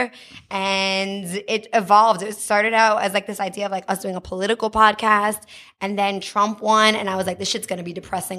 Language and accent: English; United States; moved away as an adult; also born or lived in New Jersey; now in Los Angeles, United States; I'm not from LA. I grew up in New York, New Jersey, and I moved